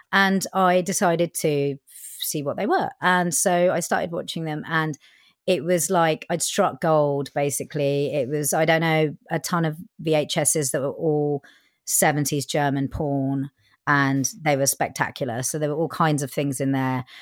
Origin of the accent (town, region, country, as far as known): Winchester, South East England, United Kingdom; born or raised there; first language Punjabi; English is a second language; also born or lived in Southall, London